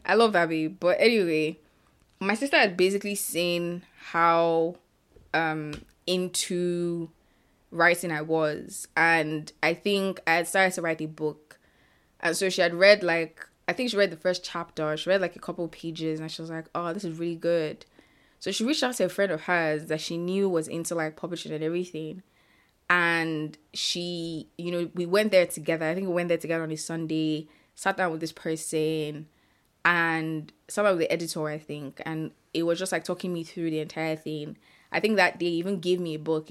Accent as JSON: {"language": "English", "town": "Ibadan", "region": "Oyo", "country": "Nigeria", "tie": "born or raised there", "said": "I currently live in Nigeria and I grew up in Ibadan, Nigeria."}